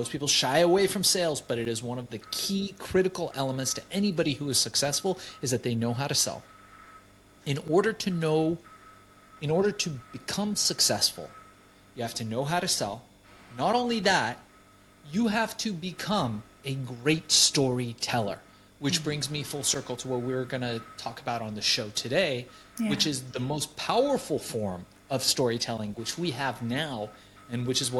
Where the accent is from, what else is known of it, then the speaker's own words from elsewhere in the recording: Iran; moved away; Things were very different where I came from. We came from Iran. It was more built around the family structure.